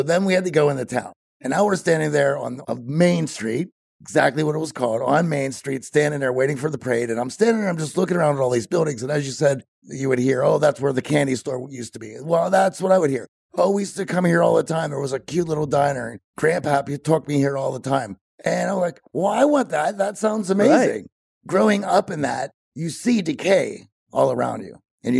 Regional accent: Greensburg, Pennsylvania, United States; You know, I was born about 40 miles southeast of Pittsburgh, which was a place called Greensburg

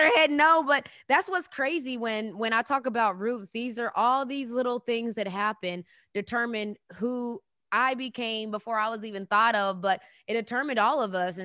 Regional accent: West Virginia, United States; now in Atlanta, United States; we grew up together in the streets of West Virginia, and it's pretty wild that we both now live here in Atlanta

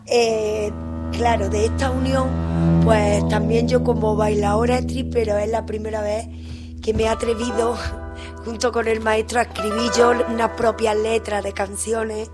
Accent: Córdoba, Andalusia, Spain; moved away as an adult; also born or lived in Seville; now in Argentina; Nací en Andalucía, en Córdoba

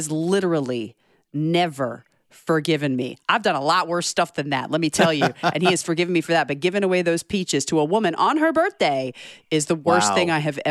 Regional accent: Georgia, United States; also born or lived in South Carolina; I'm from Georgia, but I'm also from South Carolina, where the peaches are better.

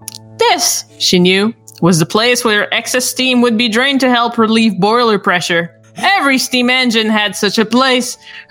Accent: Canada; I'm Canadian. I'm French Canadian.

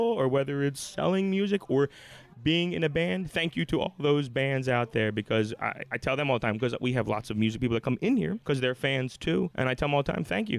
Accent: Philadelphia, Pennsylvania, United States; I'm from Philly. I was born and raised

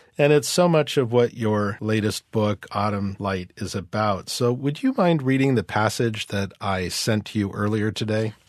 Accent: New York City, New York, United States; my perspective as a New Yorker

